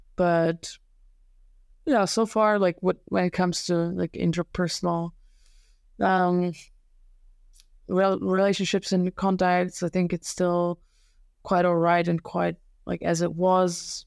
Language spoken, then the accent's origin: English; Serbia; English is a second language; moved away as an adult; also born or lived in Slovenia; now in Germany; when I was a kid, it was not even close to the conditions that, uh, now exist in my hometown